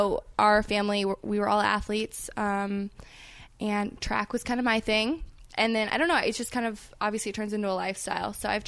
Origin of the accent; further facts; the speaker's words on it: Omaha, Nebraska, United States; I'm from Omaha, Nebraska.